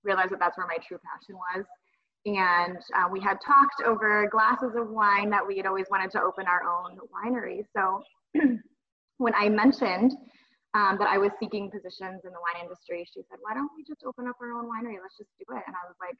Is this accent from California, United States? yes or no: no; Southwest Michigan, United States; We grew up in the Michigan wine industry and in the vineyards